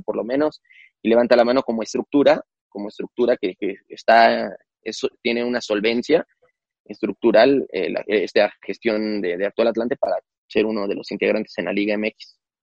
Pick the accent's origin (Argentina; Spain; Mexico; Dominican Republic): Mexico